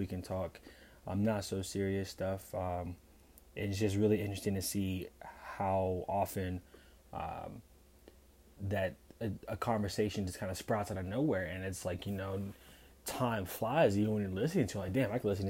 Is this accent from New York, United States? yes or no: no; Pittsburgh, Pennsylvania, United States; now in Fredericksburg, United States; I'm from Pittsburgh.